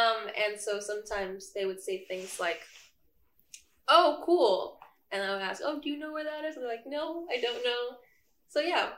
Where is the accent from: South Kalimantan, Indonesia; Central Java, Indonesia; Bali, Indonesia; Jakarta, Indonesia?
Jakarta, Indonesia; moved away as an adult; now in East Lansing, United States; So I come from Indonesia. I come from Jakarta specifically. So I was born and raised in Jakarta. So I'm like an international student here.